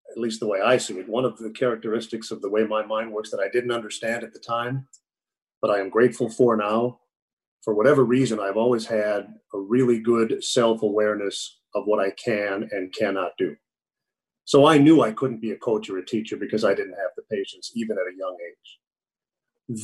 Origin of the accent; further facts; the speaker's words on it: Minneapolis, Minnesota, United States; moved away as an adult; also born or lived in New York / St. Louis; when I grew up in Minneapolis